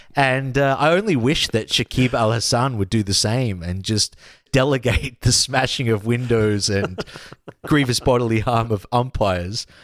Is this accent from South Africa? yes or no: no; Australia